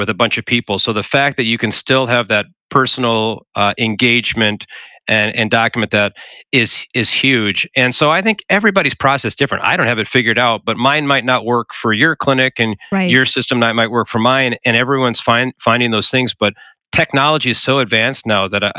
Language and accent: English; South Dakota, United States; I'm a South Dakota native